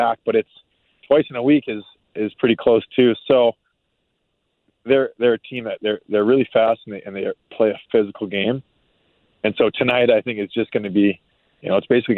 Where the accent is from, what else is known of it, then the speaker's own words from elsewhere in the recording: Maine, United States; moved away; I grew up in Maine.